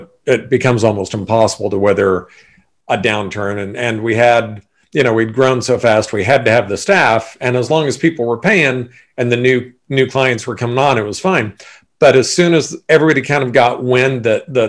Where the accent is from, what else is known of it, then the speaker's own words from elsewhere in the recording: Sacramento, California, United States; also born or lived in Bordeaux, France / Hawaii; born and raised in Sacramento